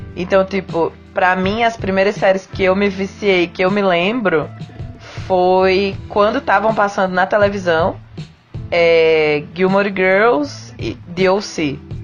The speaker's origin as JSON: {"language": "Portuguese", "town": "Campina Grande", "region": "Paraíba", "country": "Brazil", "moved": "yes", "lives_now": "Curitiba, Brazil", "said": "eu sou de Campina Grande, moro em Curitiba hoje em dia."}